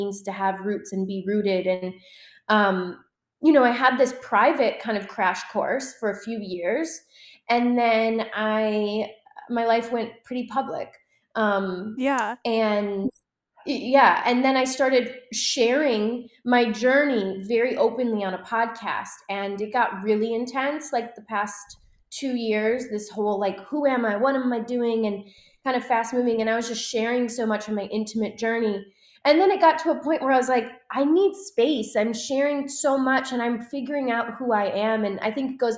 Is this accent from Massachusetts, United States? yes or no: no; Wisconsin, United States; now in California, United States; I was born and raised in Wisconsin, a very small town